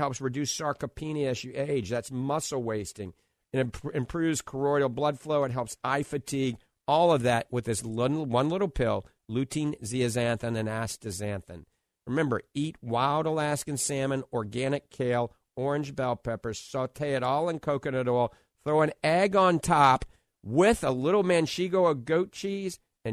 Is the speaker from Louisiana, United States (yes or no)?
yes; New Orleans, Louisiana, United States; now in Clearwater Beach, United States; I grew up in New Orleans